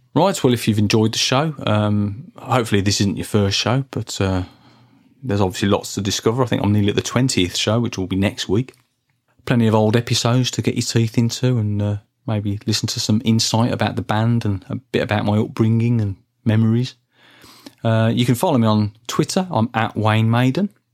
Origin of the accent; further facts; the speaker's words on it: Birmingham, West Midlands, United Kingdom; when I was growing up in Birmingham in the nineteen eighties